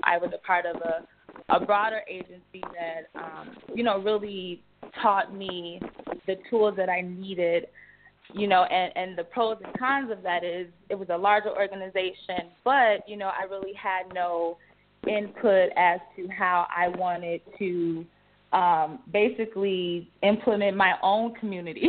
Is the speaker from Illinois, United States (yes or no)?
yes; Chicago, Illinois, United States; I am from Chicago, born and raised